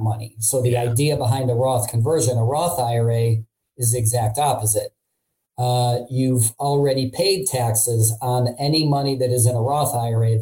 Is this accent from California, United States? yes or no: no; Cleveland, Ohio, United States; also born or lived in Hartford, Connecticut; I've been in Cleveland most pretty much my whole life, but in 2012 I moved to Hartford, Connecticut for two years